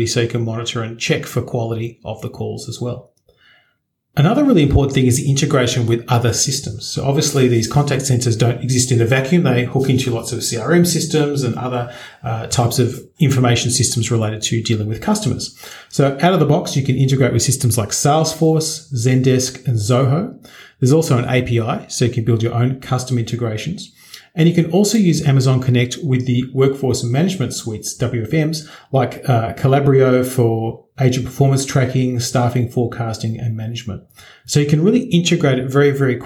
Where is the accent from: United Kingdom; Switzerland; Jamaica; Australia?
Australia; I'm an Australian